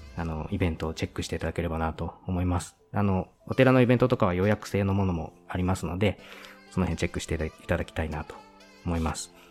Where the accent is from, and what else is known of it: Shibata, Niigata, Japan; born or raised there